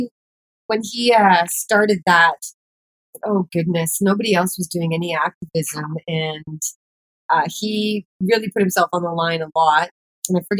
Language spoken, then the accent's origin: English; Kamloops, British Columbia, Canada; moved away as an adult; now in Vancouver, Canada; I decided to move to Vancouver, BC, from my hometown, Kamloops, BC, 4 hours away